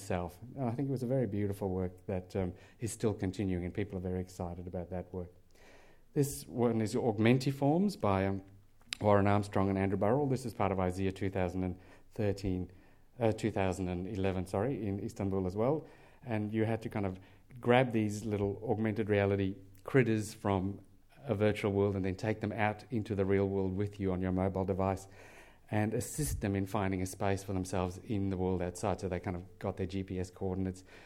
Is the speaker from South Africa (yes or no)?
yes; South Africa; moved away; I'm from South Africa